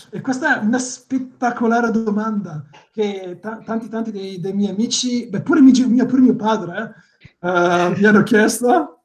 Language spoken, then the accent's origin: Italian; Botticino, Lombardy, Italy; moved away as an adult; now in Greece; io vengo da Botticino